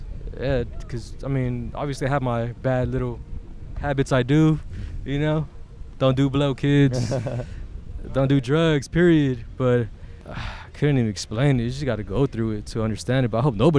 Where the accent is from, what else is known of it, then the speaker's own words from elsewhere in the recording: Carson, California, United States; also born or lived in Torrance / Hawthorne; I was born in Torrance Memorial. Okay. My childhood was all through Carson. Then moved to Hawthorne.